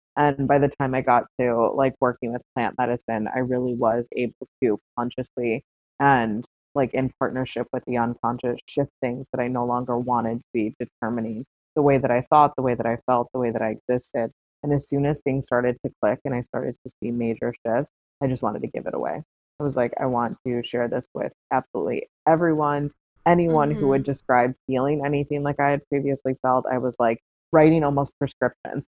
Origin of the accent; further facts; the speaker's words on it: south suburb of Chicago, Illinois, United States; I ended up moving back to um, a similar area to my hometown. I moved to the city of Chicago instead of a south suburb